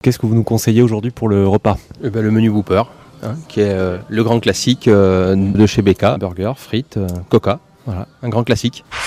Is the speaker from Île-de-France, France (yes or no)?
no; Lyon, Auvergne-Rhône-Alpes, France; now in Toulouse, France; Je suis un Lyonnais d'origine